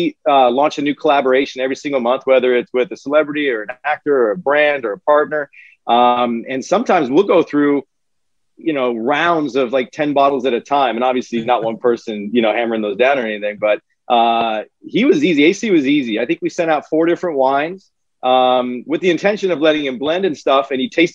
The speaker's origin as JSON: {"language": "English", "town": "Walla Walla", "region": "Washington", "country": "United States", "tie": "born or raised there", "moved": "as an adult", "said": "my hometown of Walla Walla, Washington"}